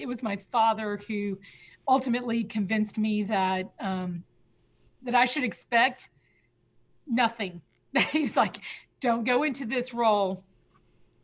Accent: Selma, Alabama, United States; now in Atlanta, United States; from Selma, Alabama

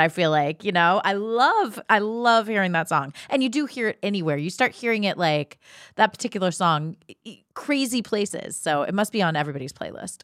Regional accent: Ohio, United States; also born or lived in New York City; now in Los Angeles, United States; I grew up in Ohio

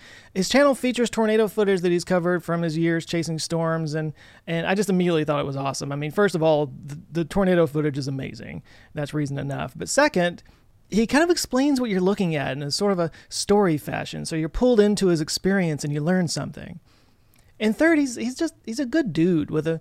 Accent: Texas, United States; Growing up in Texas

